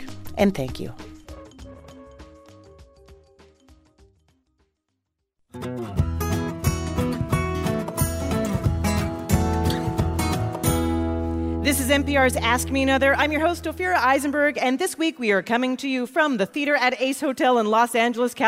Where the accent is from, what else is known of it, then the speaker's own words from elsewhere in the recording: Canada; now in New York, United States; I am from Canada